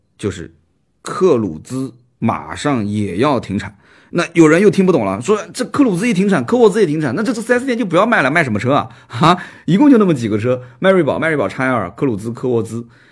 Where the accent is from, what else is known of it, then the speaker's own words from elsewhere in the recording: Nanjing, Jiangsu, China; accent: Nanjing dialect; 我们南京话讲的